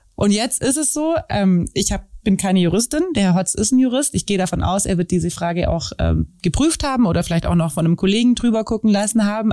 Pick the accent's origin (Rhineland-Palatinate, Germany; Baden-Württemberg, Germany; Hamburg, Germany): Baden-Württemberg, Germany; Wangen im Allgäu; ich komme aus Wangen